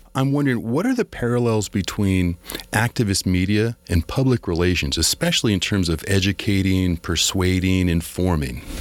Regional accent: Massachusetts, United States; I'm from Massachusetts

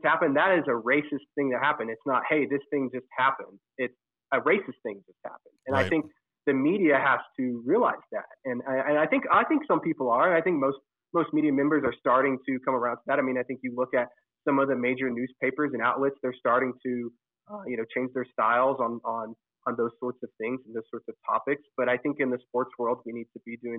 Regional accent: Oklahoma, United States; growing up in Oklahoma

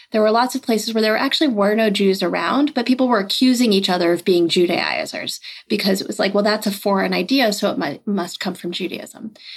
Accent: outside of Boston, Massachusetts, United States; I grew up outside of Massachusetts. Uh, sorry, outside of Boston in Massachusetts, um, about thirty miles outside of Boston, in a suburb

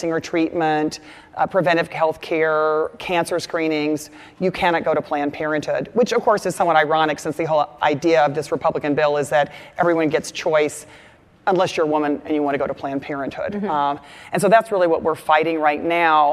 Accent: Texas, United States; moved away; My home state of Texas

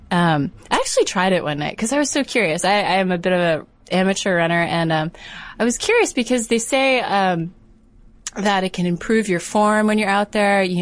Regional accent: Connecticut, United States; in Connecticut.

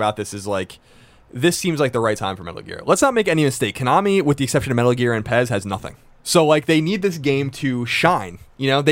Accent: Long Island, New York, United States; I'm from Long Island

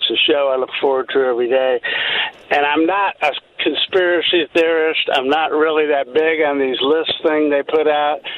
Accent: Phoenix, Arizona, United States; I grew up in Phoenix. I was uh, 14 years old when the Suns were born

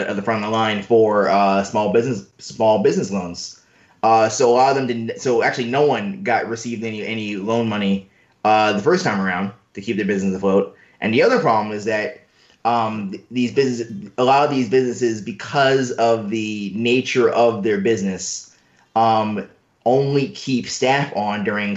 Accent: New York City, New York, United States; as a native New Yorker, I'm not from the South Bronx

